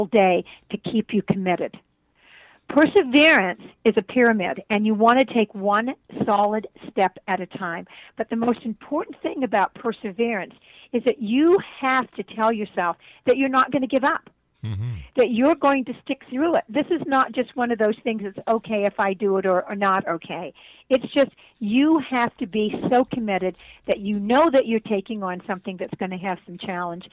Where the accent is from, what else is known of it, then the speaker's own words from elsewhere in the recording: Brantford, Ontario, Canada; moved away; I was born in Brantford, Ontario, Canada